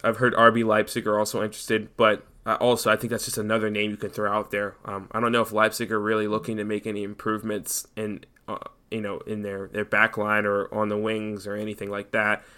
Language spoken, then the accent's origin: English; United States; we're American